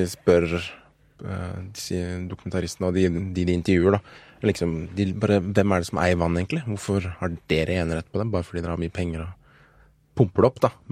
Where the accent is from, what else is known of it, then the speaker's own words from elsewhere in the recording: Nigeria; Nei, det var Nigeria, faktisk. Ja. der jeg kommer fra.